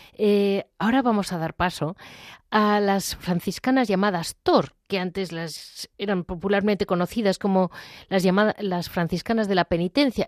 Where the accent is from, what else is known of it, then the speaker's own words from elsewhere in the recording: Madrid, Community of Madrid, Spain; yo vivo en Madrid, he nacido en Madrid